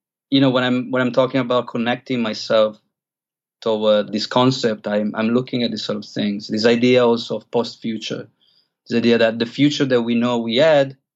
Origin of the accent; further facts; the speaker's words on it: Italy; moved away as an adult; also born or lived in London / Australia / Chiang Mai; I grew up in Italy